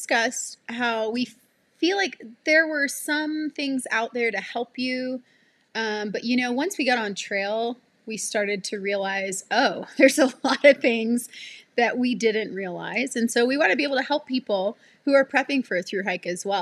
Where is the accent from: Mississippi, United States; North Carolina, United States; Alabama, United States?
Alabama, United States; also born or lived in Florida; I grew up in Alabama, the Deep South, and I grew up in the middle of the woods.